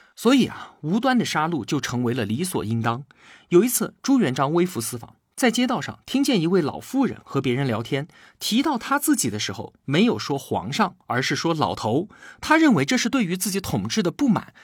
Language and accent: Chinese; China; 我们中国人历来安土重迁